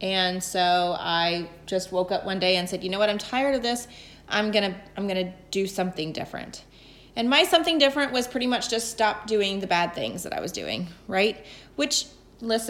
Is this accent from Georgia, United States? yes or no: yes; Atlanta, Georgia, United States; moved away as an adult; also born or lived in North Carolina; now in Rhode Island, United States; I grew up in Atlanta